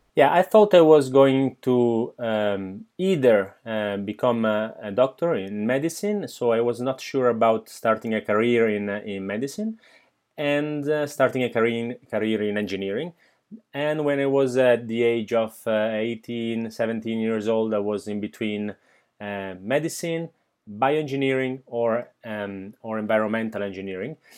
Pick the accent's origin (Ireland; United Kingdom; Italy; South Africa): Italy; Milan, Lombardy; now in Barcelona, Spain; I was born in, uh, Milan, nineteen eighty-six.